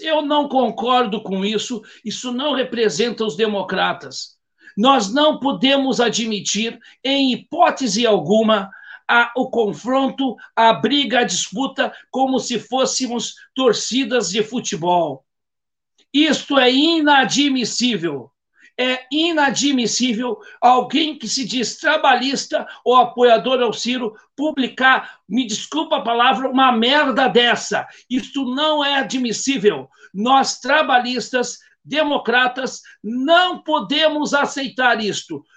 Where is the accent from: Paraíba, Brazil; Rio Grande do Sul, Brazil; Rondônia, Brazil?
Rio Grande do Sul, Brazil; Gaúcho; Como cidadão e como gaúcho e como brasileiro